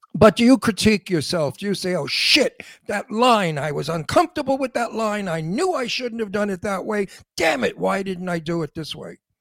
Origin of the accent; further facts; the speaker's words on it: New York City, New York, United States; accent: antique Brooklyn; My Brooklyn accent is called antique Brooklyn